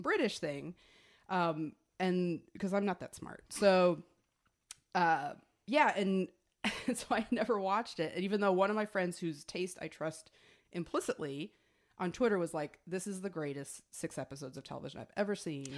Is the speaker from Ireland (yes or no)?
no; United States; also born or lived in Atlanta; we're American